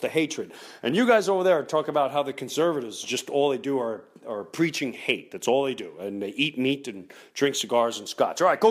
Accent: United States; I'm American

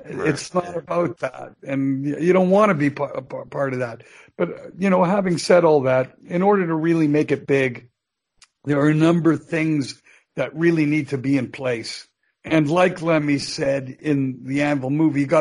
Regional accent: Canada; I'm a Canadian citizen

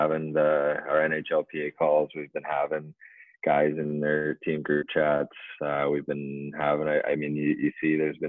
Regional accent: Surrey, British Columbia, Canada; moved away; I grew up in Vancouver

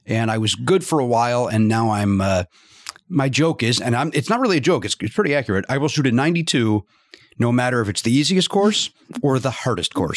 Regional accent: Chicago, Illinois, United States; we grew up in Chicago

